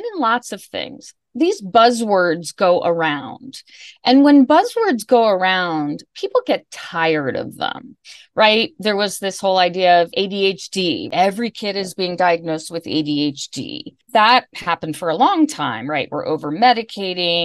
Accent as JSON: {"language": "English", "town": "Bethesda", "region": "Maryland", "country": "United States", "tie": "born or raised there", "also_born_or_lived": "Washington, D.C.", "said": "I was born and raised in Bethesda and went to high school in D.C."}